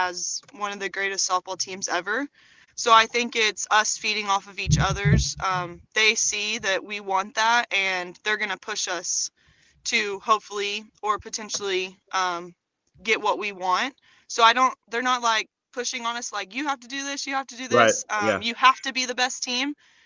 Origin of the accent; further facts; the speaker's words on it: Chickasha, Oklahoma, United States; represent Chickasha